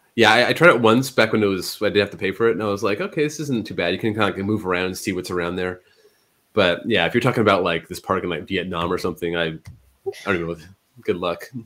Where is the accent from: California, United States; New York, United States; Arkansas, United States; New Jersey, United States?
California, United States; we're from California